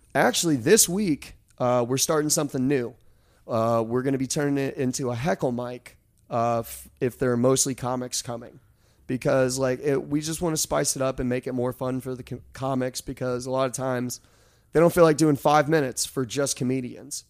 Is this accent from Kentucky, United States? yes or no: yes; Kentucky, United States; I am from Kentucky